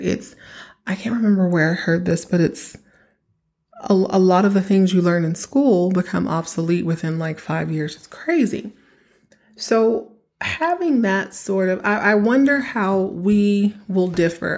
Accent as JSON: {"language": "English", "region": "Texas", "country": "United States", "tie": "born or raised there", "said": "I grew up in Texas"}